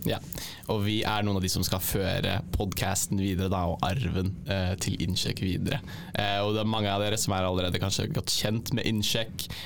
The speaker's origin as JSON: {"language": "Norwegian", "town": "Drangedal", "region": "Telemark", "country": "Norway", "moved": "yes", "said": "så kommer jeg fra Drangedal, som er en sånn liten, liten drittbygd i Telemark."}